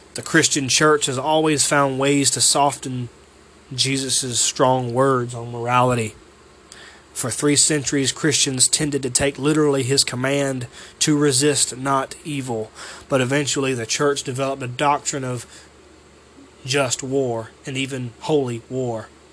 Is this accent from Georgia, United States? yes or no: yes; Waynesboro, Georgia, United States; I'm from Waynesboro, Georgia